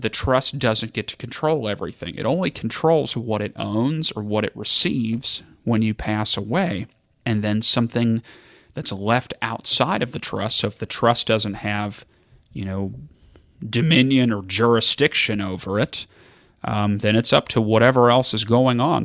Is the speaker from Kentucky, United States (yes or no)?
yes; Kentucky, United States; I'm from Kentucky